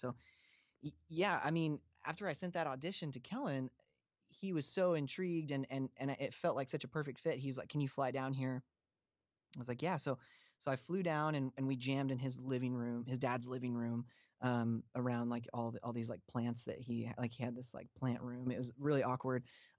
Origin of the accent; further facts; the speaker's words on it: Pacific Northwest, United States; So Facedown was a really big deal to me growing up in the Northwest.